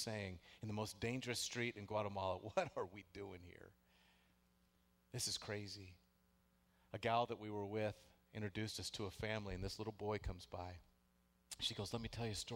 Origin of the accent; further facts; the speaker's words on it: the Northwest, Pacific Northwest, United States; I grew up in the Northwest